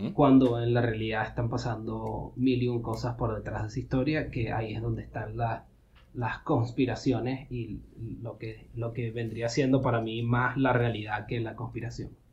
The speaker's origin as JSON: {"language": "Spanish", "country": "Venezuela", "moved": "yes", "lives_now": "United States", "said": "también soy venezolano"}